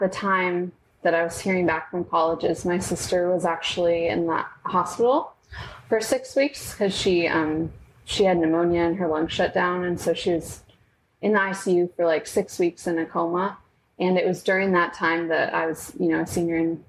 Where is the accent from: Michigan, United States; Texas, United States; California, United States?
California, United States; Davis; moved away as an adult; now in Los Angeles, United States; I'm from Davis, California, right next to Sacramento